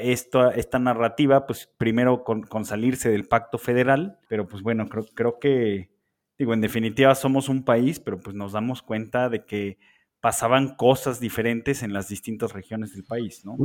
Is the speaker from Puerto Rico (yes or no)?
no; Mexico